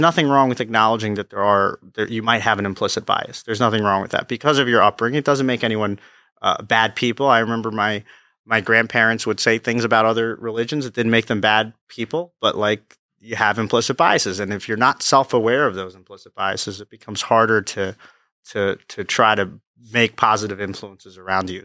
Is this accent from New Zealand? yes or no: no; Freehold, New Jersey, United States; also born or lived in Neptune, New Jersey / Pennsylvania / Long Branch, New Jersey; I was born in Neptune, grew up in Freehold, went out to college in Pennsylvania, and then came back to Long Branch